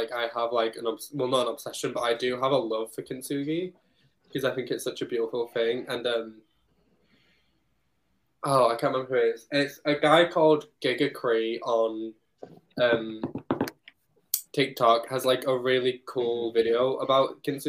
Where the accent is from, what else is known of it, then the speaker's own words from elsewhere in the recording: Yorkshire and the Humber, United Kingdom; because I'm from Yorkshire.